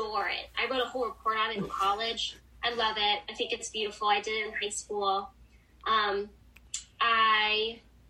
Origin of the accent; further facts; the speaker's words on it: Boston, Massachusetts, United States; now in New York City, United States; I'm originally from Boston